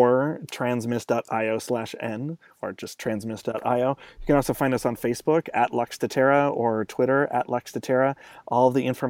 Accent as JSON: {"language": "English", "town": "Los Angeles", "region": "California", "country": "United States", "moved": "yes", "said": "I'm originally from Los Angeles"}